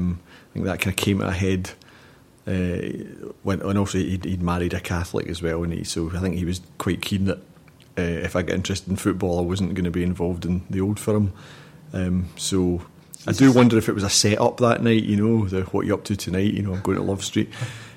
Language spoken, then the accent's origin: English; Barrhead, Scotland, United Kingdom; my hometown of Barrhead